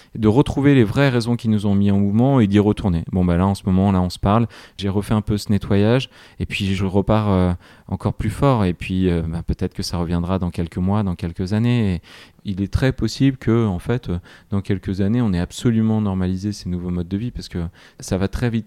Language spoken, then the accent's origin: French; Grenoble, Auvergne-Rhône-Alpes, France; Je suis grenoblois